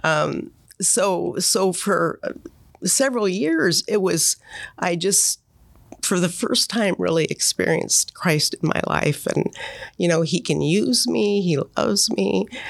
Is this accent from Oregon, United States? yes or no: yes; Monmouth, Oregon, United States; also born or lived in Portland, Oregon; I grew up in Monmouth.